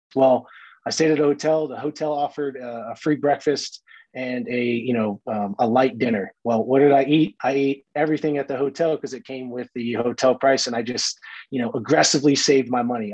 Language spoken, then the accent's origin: English; Brooksville, Florida, United States; moved away; I grew up in Brooksville, Florida, which is just north of Tampa.